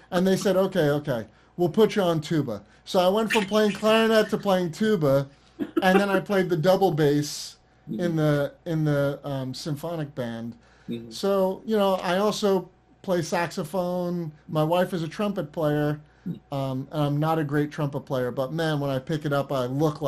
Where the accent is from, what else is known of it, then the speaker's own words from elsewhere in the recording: Vero Beach, Florida, United States; also born or lived in Long Island, New York / Orlando, Florida / North Carolina; I was born on Long Island, and I lived there I was six, and then we moved down to Vero Beach, Florida